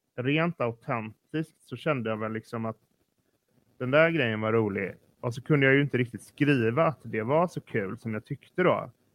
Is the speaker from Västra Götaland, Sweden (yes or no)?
yes; Partille, Västra Götaland, Sweden; Jag växte, jag växte upp i Partille som är en kranskommun till Göteborg